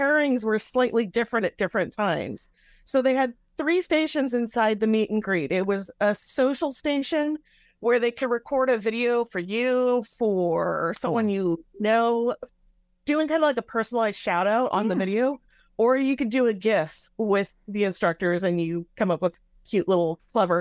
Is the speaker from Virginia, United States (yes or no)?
no; Bay Area, California, United States; I'm from the Bay Area